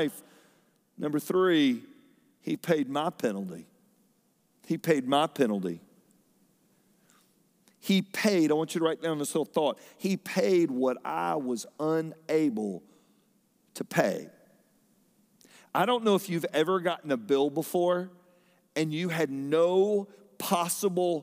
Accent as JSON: {"language": "English", "town": "Fayetteville", "country": "United States", "tie": "born or raised there", "moved": "yes", "said": "from Fayetteville, from where I grew up"}